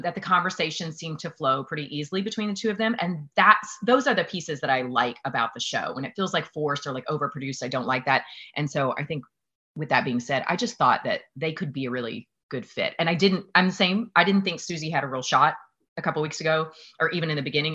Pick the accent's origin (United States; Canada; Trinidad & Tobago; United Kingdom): United States; the South; I'm from the South